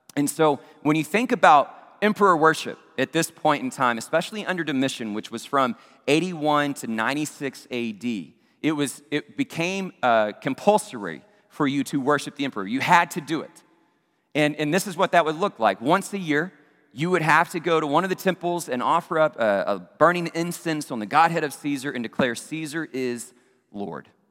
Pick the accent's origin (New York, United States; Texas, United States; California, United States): Texas, United States; Abilene; my hometown of Abilene, Texas